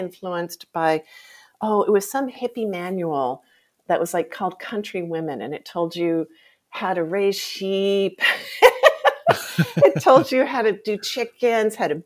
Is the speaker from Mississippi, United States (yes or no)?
yes; Jackson, Mississippi, United States; I grew up in the Deep South